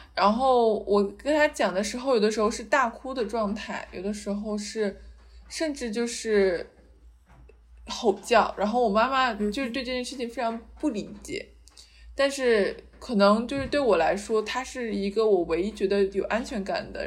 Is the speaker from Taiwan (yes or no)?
no; China; moved away; 我们是出生在一个东亚的社会嘛